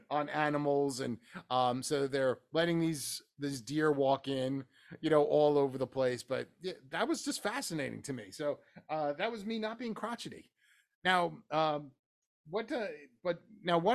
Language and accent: English; New Jersey, United States; moved away; I'm from New Jersey.